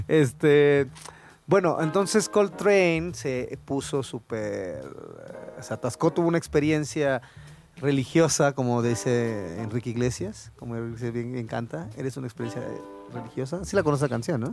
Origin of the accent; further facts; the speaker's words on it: Mexico; somos mexicanos y nos oyen el acento